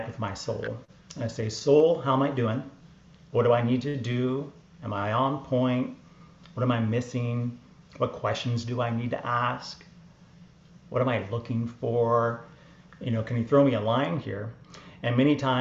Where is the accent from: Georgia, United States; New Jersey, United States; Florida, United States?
Georgia, United States; Atlanta; moved away as an adult; also born or lived in New York; I grew up in Atlanta, Georgia, Bible Belt.